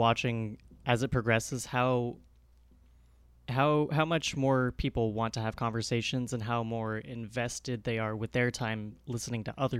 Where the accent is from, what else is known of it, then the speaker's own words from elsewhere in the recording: New York, United States; I was born in New York